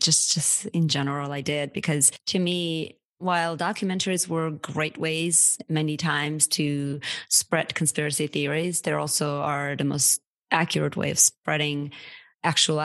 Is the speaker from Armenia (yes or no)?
yes; Armenia; now in United States